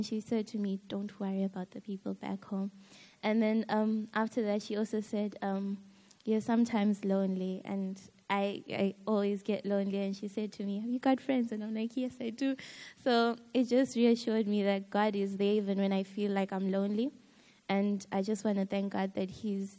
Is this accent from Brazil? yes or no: no; Zimbabwe; moved away; I'm from Zimbabwe. I live with my grandmother